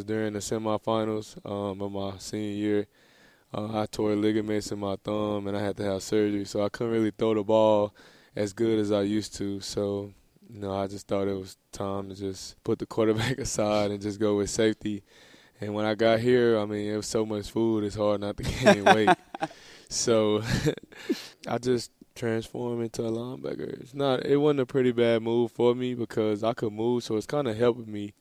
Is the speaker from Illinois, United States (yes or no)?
no; Dallas, Texas, United States; moved away as an adult; now in Florida, United States; I grew up in Dallas, Texas.